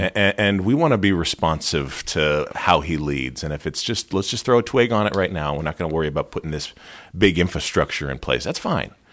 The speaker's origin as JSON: {"language": "English", "area": "Lehigh Valley", "region": "Pennsylvania", "country": "United States", "tie": "born or raised there", "said": "I grew up in the Lehigh Valley."}